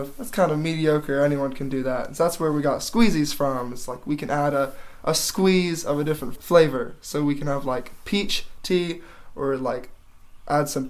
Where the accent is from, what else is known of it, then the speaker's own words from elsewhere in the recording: Maryville, Tennessee, United States; I was born and raised in Maryville, so this is kind of my hometown.